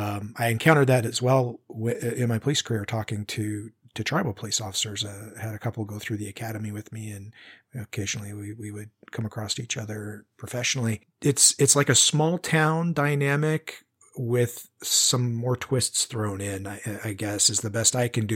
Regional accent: Spokane, Washington, United States; now in Central Oregon, United States; You know, I told you I grew up in the Pacific Northwest and near Spokane.

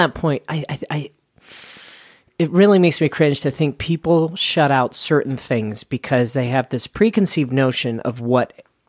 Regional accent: Salt Lake City, Utah, United States; This began in Princeton Avenue in the Yellcrest area of Salt Lake City.

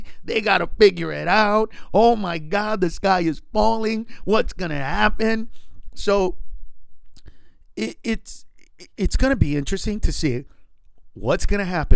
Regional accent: United States; I'm an American

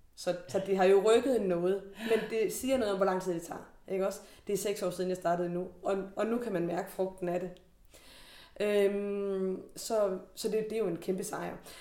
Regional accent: Denmark; da jeg var barn i Forborg

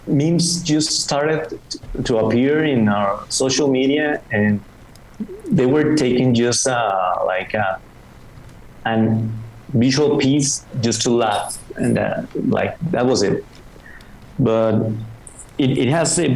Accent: Mexicali, Baja California, Mexico; English is a second language; moved away as an adult; now in Mexico City, Mexico; I'm from Mexicali, that is a small city in the border with the United States. It's in Baja California. We are neighbors with California. And I have lived there most of my life.

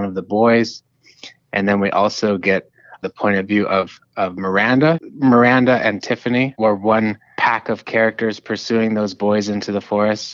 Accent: Niagara, Wisconsin, United States; moved away as an adult; also born or lived in Appleton, Wisconsin / Iowa; now in Dayton, United States; I grew up in Niagara, Wisconsin, up near the northern border.

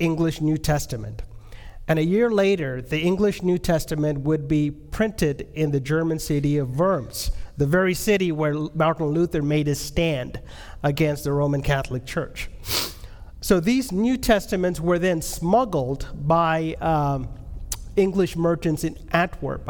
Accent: India; I'm from India.

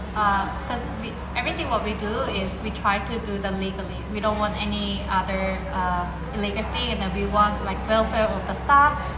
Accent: South Korea; also born or lived in London; I'm uh, from Korea.

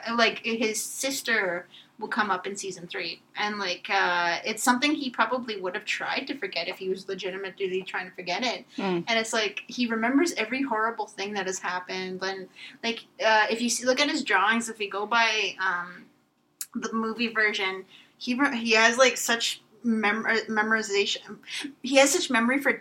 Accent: northern Manitoba, Canada; moved away; my hometown is surrounded by them

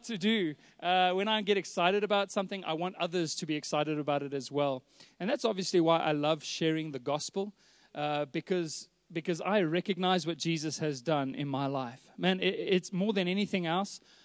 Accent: Johannesburg, Gauteng, South Africa; I was born and raised here in Joburg, born in Sandton Clinic

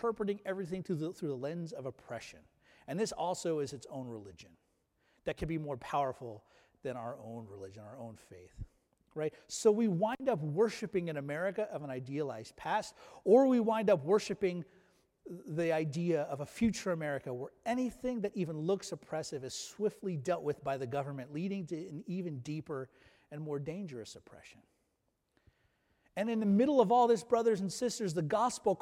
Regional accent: United States; we as Americans

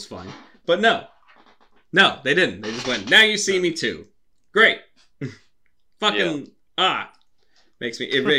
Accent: Los Angeles, California, United States; born or raised there; accent: American; moved away as an adult; now in Wales, United Kingdom

